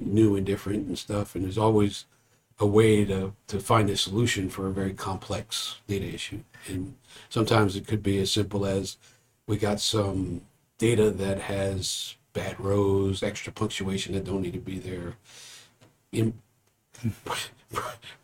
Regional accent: New Orleans, Louisiana, United States; also born or lived in Phoenix / Korea / England Air Force Base; now in San Antonio, United States; I grew up in New Orleans, and then I came to San Antonio

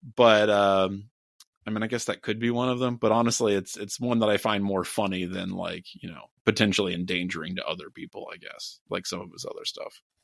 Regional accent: Southwestern Ohio, United States; I'm from Southwestern Ohio

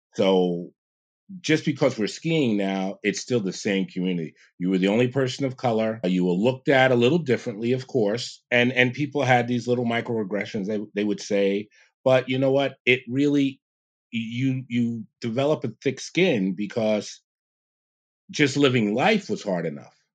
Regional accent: New York City, New York, United States; also born or lived in Big Indian, New York; I grew up in Jamaica, Queens, in New York. and around ten years old, my parents, they moved us up, upstate New York

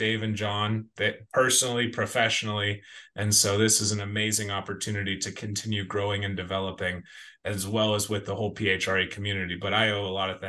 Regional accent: Butler, Pennsylvania, United States; born and raised in Butler on a farm

